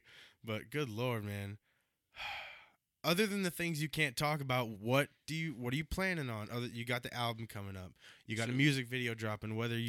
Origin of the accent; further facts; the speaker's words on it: Stockbridge, Georgia, United States; I grew up in Stockbridge, Georgia.